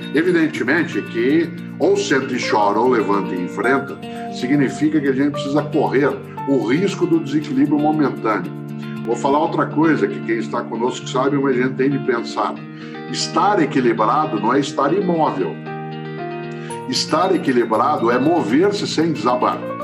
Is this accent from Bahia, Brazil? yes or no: no; Londrina, Paraná, Brazil; accent: caipira; now in São Paulo, Brazil; eu sou caipira de Londrina, sou pé vermelho, moro em São Paulo, na capital, há 53 anos, mas sou pé vermelho autêntico